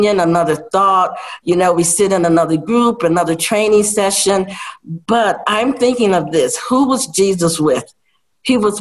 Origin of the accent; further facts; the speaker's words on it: Chicago, Illinois, United States; moved away; also born or lived in Vietnam; growing up in extreme poverty in Chicago